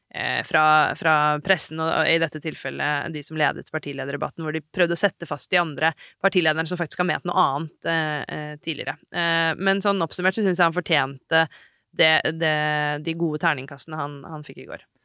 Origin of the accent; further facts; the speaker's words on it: Hadeland, Innlandet, Norway; Jeg kommer fra Hadeland